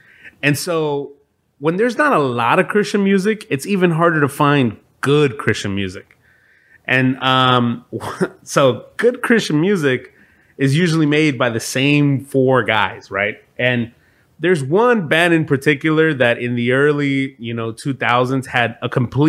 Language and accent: English; Miami, Florida, United States; also born or lived in Venezuela; I'm from Miami and I was born in Venezuela